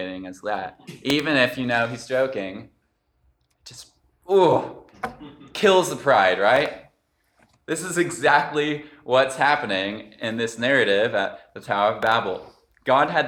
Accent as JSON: {"language": "English", "town": "Los Gatos", "region": "California", "country": "United States", "said": "I'm from Los Gatos"}